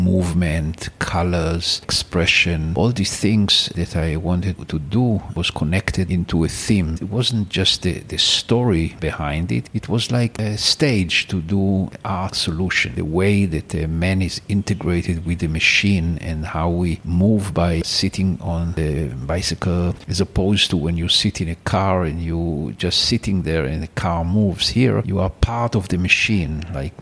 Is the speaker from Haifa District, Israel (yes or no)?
no; Ramat Gan, Tel Aviv District, Israel; also born or lived in Jerusalem; So my parents moved to Ramat Gan. My parents bought a small house and that's where I grew up. And I stayed there until I went to the army.